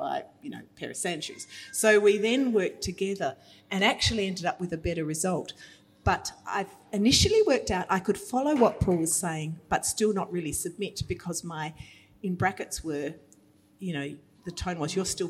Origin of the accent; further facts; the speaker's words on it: Australia; as Australian women